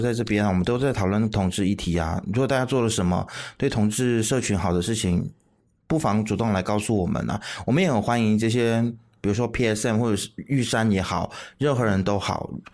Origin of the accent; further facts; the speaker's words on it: Malaysia; 我们马来西亚人可以在我们自己国内吵翻天